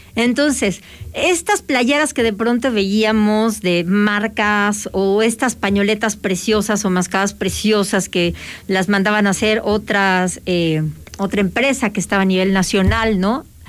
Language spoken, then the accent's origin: Spanish; Mexico; todos existimos como mexicanos